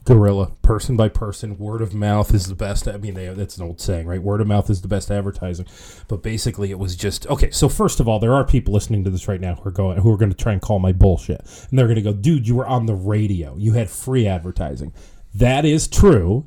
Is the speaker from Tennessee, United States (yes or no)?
no; Ohio, United States; moved away as an adult; now in Rochester, United States; I'm not from here. I'm from Ohio